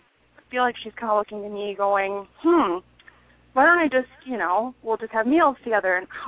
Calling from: Wisconsin, United States; I'm calling from Wisconsin.

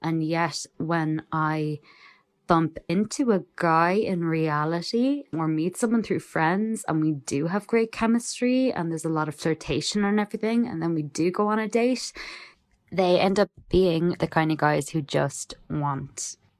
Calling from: Ireland; Hi, Damona. I am a listener from Ireland.

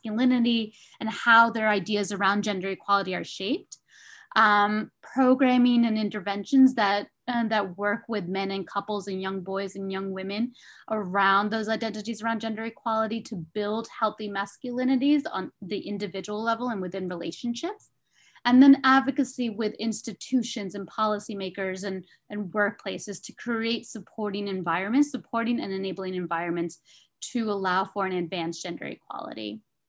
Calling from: Washington, District of Columbia, United States; I am calling in from Washington, D.C.

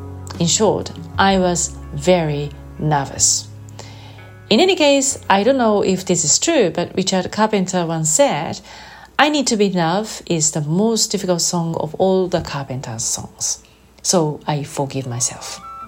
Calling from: Japan; I'm recording this from Japan.

